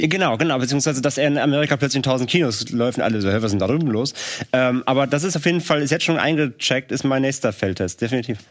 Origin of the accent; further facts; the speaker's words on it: Rhineland, Germany; in unserem kleinen, äh, Kleinstadtkino in meiner Heimat in, im Rheinland